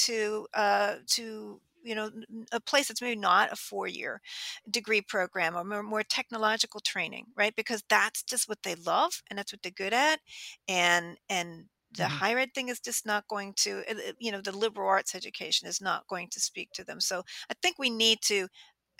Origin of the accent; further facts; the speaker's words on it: outside of Pittsburgh, Western Pennsylvania, United States; I grew up in Western Pennsylvania, outside of Pittsburgh